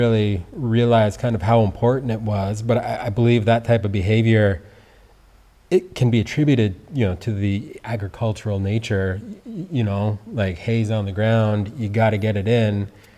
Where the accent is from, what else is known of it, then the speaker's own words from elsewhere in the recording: Peacham, Vermont, United States; So I grew up here in Peacham.